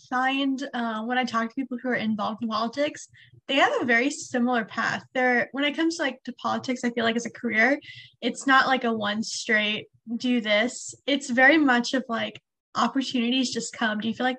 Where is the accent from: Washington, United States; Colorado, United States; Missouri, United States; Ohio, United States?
Missouri, United States; I'm from Missouri. So obviously in my area, it's very red.